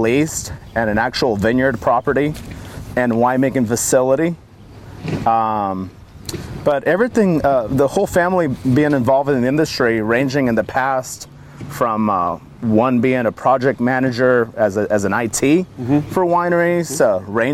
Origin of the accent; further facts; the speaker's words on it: St. Helena, California, United States; moved away; I was born and raised in St. Helena, California, a very small town right in the smack middle of Napa County